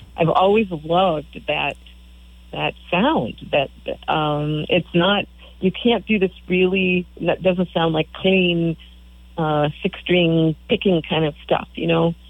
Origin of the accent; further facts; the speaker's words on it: Michigan, United States; moved away as an adult; also born or lived in Beaver Island, Michigan / Madison, Wisconsin; now in East Coast, United States; We're both originally from Michigan